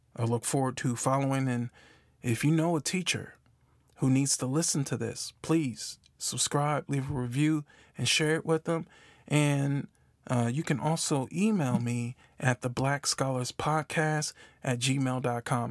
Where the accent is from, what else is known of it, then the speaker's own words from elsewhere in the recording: Milwaukee, Wisconsin, United States; moved away as an adult; now in Memphis, United States; I'm from Milwaukee, Wisconsin, currently live in Memphis, Tennessee